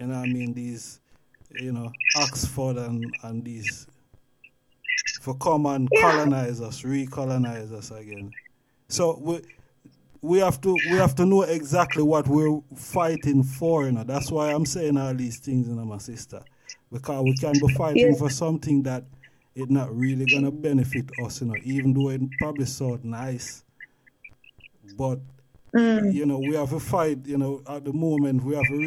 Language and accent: English; Jamaica; now in England; I grew up in Jamaica, and, you know, come out of Jamaica and come into England.